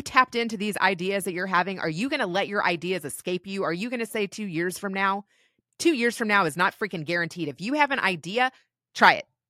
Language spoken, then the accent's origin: English; Kentucky, United States; moved away as an adult; also born or lived in Los Angeles; I ended up back in Kentucky after L A because my husband got a job at G E back in my hometown